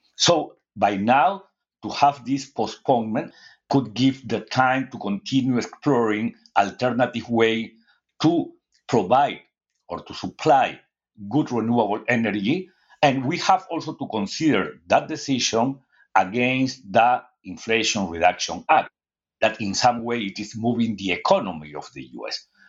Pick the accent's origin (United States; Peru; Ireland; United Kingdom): Peru; I am from Latin America